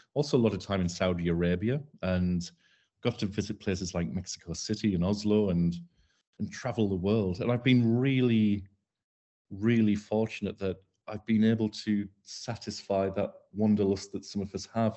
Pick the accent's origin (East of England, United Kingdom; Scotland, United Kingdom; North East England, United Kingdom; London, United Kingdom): North East England, United Kingdom; Darlington; moved away as an adult; also born or lived in Leeds / Dubai; I, I come from Darlington. I'm a North East lad. I come from Horton. Um, I spent the first twenty years of, uh, life there